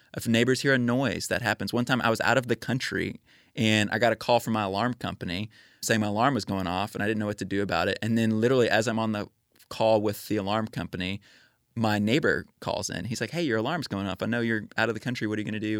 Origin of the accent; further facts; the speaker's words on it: Spring, Texas, United States; moved away as an adult; now in Nashville, United States; I grew up in Spring, Texas. It's a suburb of North Houston